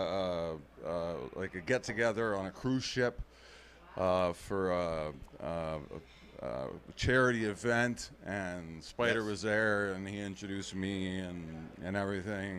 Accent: Toronto, Ontario, Canada; moved away as an adult; also born or lived in Shelburne, Ontario / London, Ontario; now in United States; I grew up King of Bathurst, right downtown. I went to Central Tech High School.

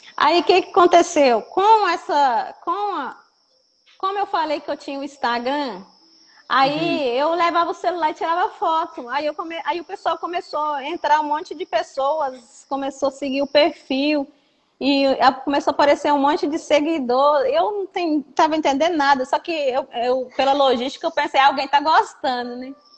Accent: Matas de Minas, Minas Gerais, Brazil; somos das Matas de Minas

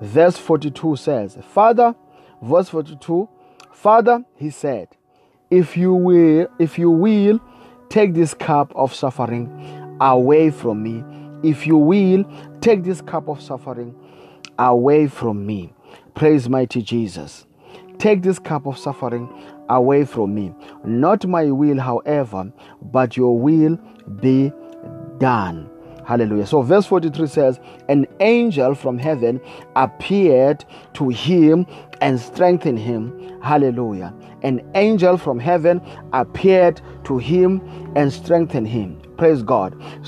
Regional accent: South Africa; I come from South Africa

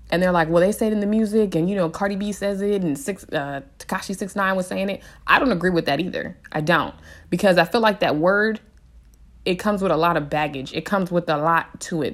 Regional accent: San Diego, California, United States; I was raised in San Diego

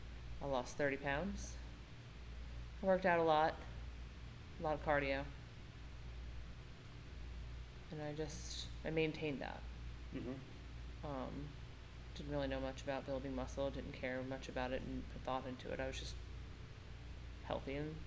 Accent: Long Island, New York, United States; Long Island.

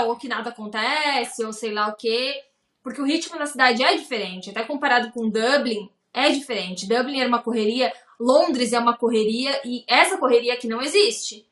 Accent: Lages, Santa Catarina, Brazil; moved away as an adult; also born or lived in Ireland; now in Tallinn, Estonia; Eu sou natural de Lages, então lá também é bem frio

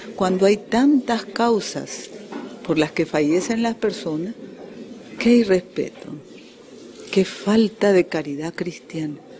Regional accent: Nicaragua; Aquí todos somos nicaragüenses y todos somos familia

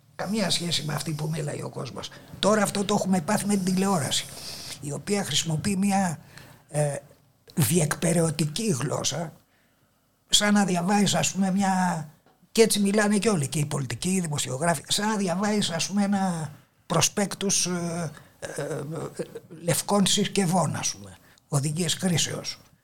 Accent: Athens, Attica, Greece; Γεννήθηκα εδώ στην Αθήνα, επί τη Πατησίων

